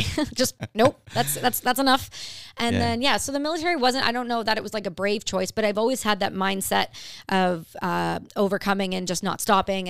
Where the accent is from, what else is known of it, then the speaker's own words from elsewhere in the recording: Ontario, Canada; I grew up in Canada in Ontario. Really, really small town.